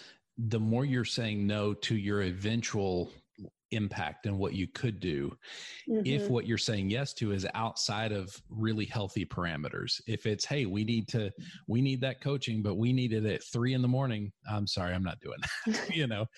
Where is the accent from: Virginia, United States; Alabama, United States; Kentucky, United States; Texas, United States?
Texas, United States; accent: redneck; I mean, I'm from West Texas. So basically my accent is redneck, and I've kind of gotten away from it a little bit.